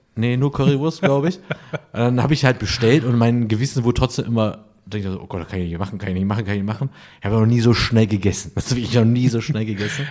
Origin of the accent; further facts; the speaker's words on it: Essen, North Rhine-Westphalia, Germany; now in Cologne, Germany; Ich bin ja aus Essen